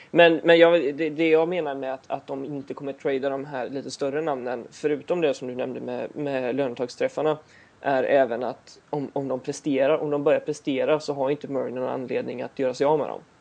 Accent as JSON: {"language": "Swedish", "town": "Gothenburg", "region": "Västra Götaland", "country": "Sweden", "said": "jag är från Göteborg."}